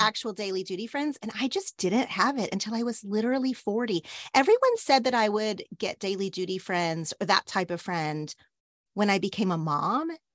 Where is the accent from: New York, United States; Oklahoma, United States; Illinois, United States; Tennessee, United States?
Oklahoma, United States; now in Los Angeles, United States; the way I grew up in Oklahoma